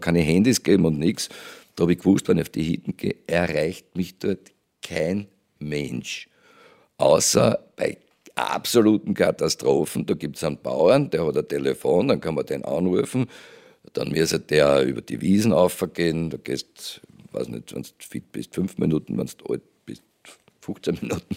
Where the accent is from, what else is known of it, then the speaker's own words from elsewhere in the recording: Judenburg, Styria, Austria; bei Jodenburg, wo ich aufgewachsen bin, in der Steiermark